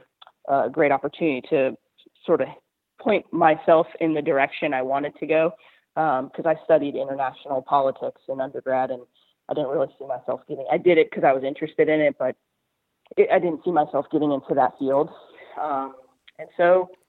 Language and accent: English; San Diego, California, United States; moved away as an adult; now in Carolina, United States; I grew up in San Diego.